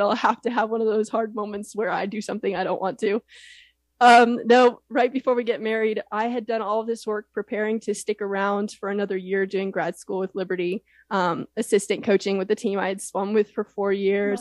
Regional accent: Houston, Texas, United States; Rice University was really close to where I grew up in Houston

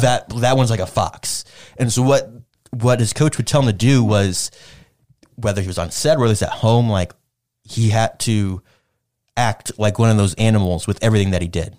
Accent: United States; I'm, I'm an American

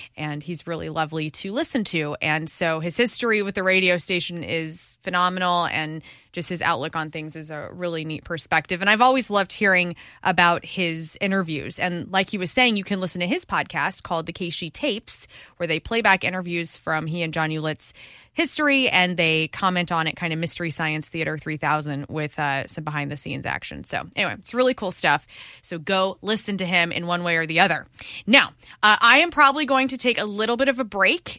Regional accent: Columbia, Illinois, United States; now in Missouri, United States; I'm from Illinois

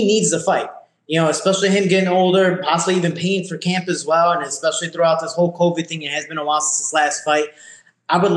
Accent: Chicago, Illinois, United States; moved away as an adult; now in Florida, United States; See, I'm from Chicago. I'm, I'm technically a tourist here, even though I've been here for three years.

